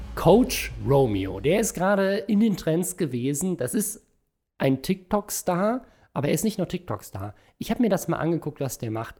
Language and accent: German; Germany; bei uns in Deutschland